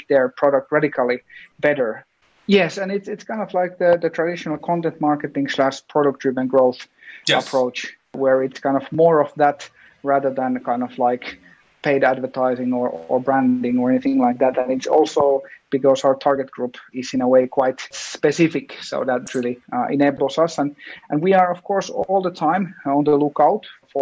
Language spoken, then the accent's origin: English; Finland; we come from Finland